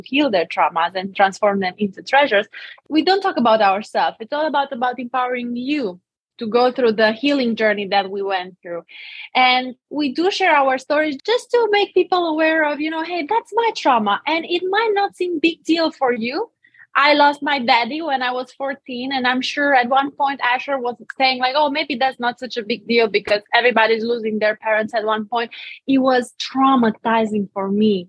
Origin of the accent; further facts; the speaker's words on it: Romania; accent: Romanian; English is a second language; moved away as an adult; now in Tampa, United States; I'm Romanian. That's why I have an accent